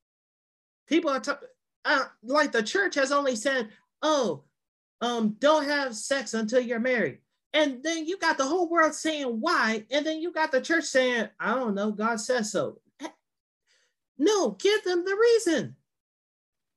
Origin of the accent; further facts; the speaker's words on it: Virginia, United States; moved away; I used to do Young Life back in my home state of Virginia